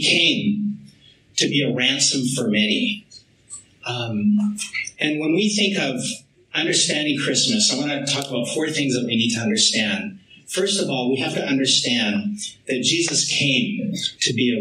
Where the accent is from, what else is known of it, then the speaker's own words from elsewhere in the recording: Vancouver Island, British Columbia, Canada; I'm from Vancouver Island, you know, a French Métis boy